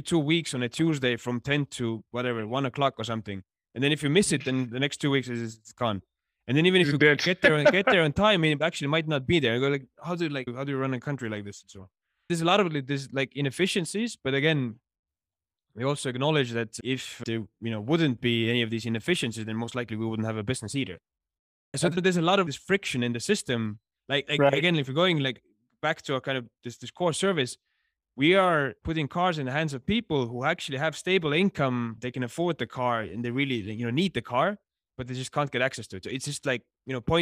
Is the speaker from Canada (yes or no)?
no; Estonia; moved away as an adult; now in Johannesburg, South Africa; to be from Estonia